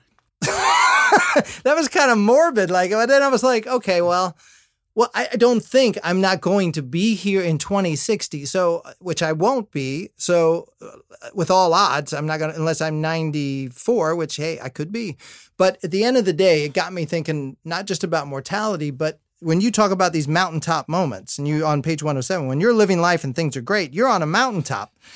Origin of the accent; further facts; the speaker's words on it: Indiana, United States; I'm from Indiana